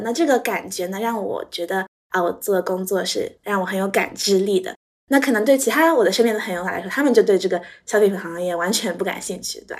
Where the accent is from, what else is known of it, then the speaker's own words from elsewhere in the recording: Shanghai, China; moved away as an adult; also born or lived in North America; 我是从小在上海长大的